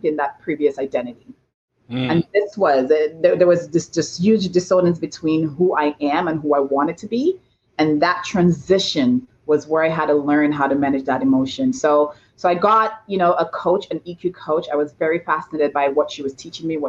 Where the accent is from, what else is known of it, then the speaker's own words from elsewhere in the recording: St. Lucia; now in Toronto, Canada; I was born and raised in St. Lucia in a tiny village called Bas Labowee